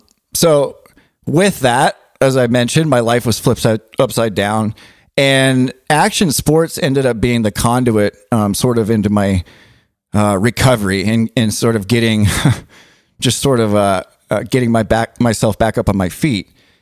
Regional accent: Southern California, United States; But I grew up in Southern California, in the 90s, early 2000s

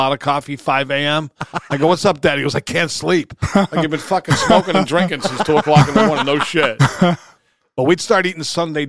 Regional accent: Somerville, Massachusetts, United States; We came from Somerville. It was in San Jose, too. It wasn't L.A.

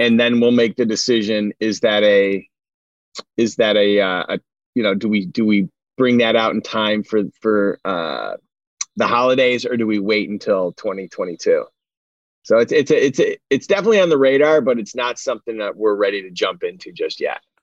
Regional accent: Syracuse, New York, United States; now in Los Angeles, United States; As a kid growing up in Syracuse, New York

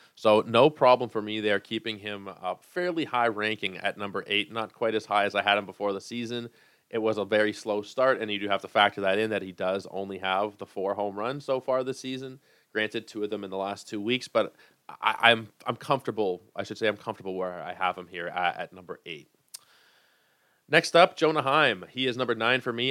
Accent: Toronto, Ontario, Canada; I am from Toronto.

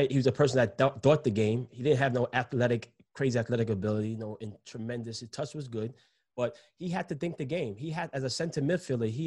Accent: New York City, New York, United States; But I'm, I'm from New York City, baby. I'm built for that.

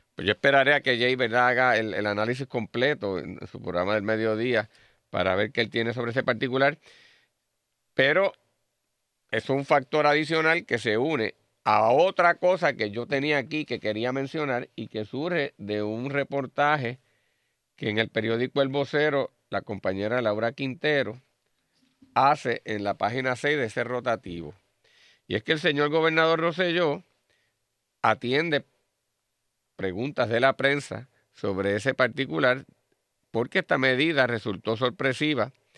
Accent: Puerto Rico

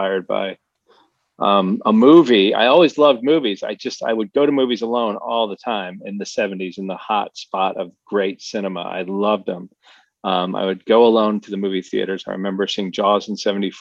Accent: Fort Lauderdale, Florida, United States; moved away as an adult; also born or lived in Utica, New York; I moved from upstate New York, like way upstate Utica, New York, when I was 10. Okay. And then so from 10 to 18, I was in Fort Lauderdale

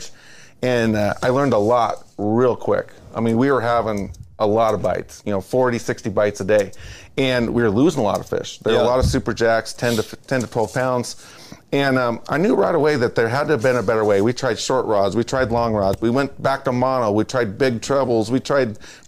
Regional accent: Yakima, Washington, United States; I'm from Yakima, Washington, Eastern Washington angler

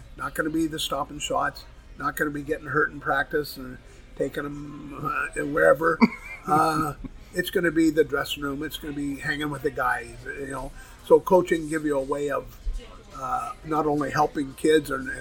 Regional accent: Toronto, Ontario, Canada; moved away as an adult; now in St. Louis, United States; I'm from Toronto

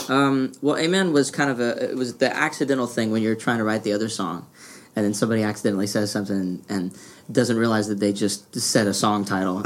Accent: Louisiana, United States; I grew up in Louisiana.

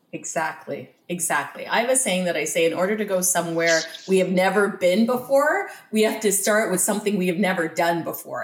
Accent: just outside of Toronto, Ontario, Canada; now in Windsor, Canada; I grew up just outside of Toronto

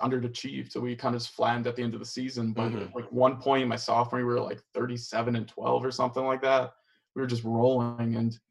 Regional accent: Chicago, Illinois, United States; moved away as an adult; also born or lived in Michigan; I'm from Chicago, my uncle played at Illinois.

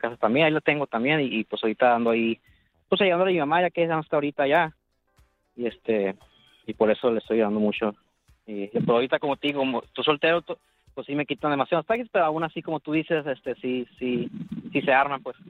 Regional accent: Tijuana, Baja California, Mexico; now in Rosarito, Mexico; nací en Tijuana

